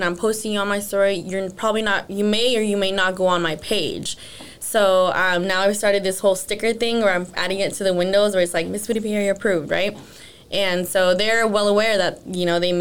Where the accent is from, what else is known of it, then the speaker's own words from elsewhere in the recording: Los Gatos, California, United States; also born or lived in East San Jose; now in San Jose, United States; I grew up in Los Gatos, actually. So lived there till like I was 20 years old